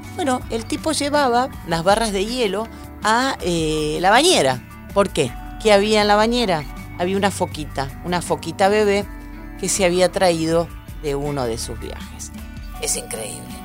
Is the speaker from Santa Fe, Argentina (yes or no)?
yes; Rosario, Santa Fe, Argentina; now in Buenos Aires, Argentina; cuando era una ciudadana y habitante de la ciudad de Rosario